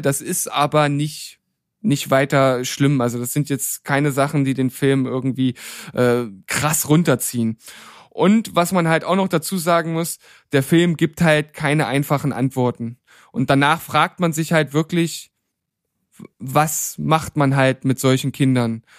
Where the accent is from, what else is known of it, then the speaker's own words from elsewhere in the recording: Leipzig, Saxony, Germany; zu meiner Heimatstadt